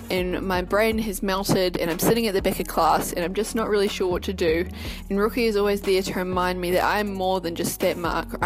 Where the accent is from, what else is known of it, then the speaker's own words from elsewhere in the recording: Boynton Beach, Florida, United States; I'm 17 years old and I'm from Boynton Beach, Florida.